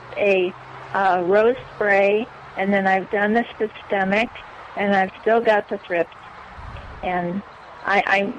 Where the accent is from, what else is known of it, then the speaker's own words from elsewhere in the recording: Idaho, United States; moved away; I'm from Idaho